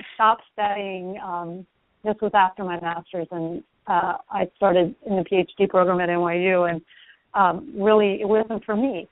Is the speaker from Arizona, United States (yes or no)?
no; South Louisiana, United States; moved away as an adult; now in Houston, United States; the Cajun area I grew up in is almost entirely Catholic